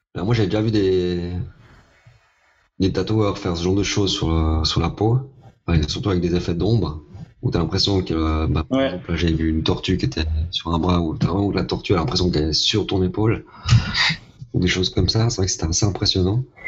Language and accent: French; Vevey, Vaud, Switzerland; chez nous à Vevey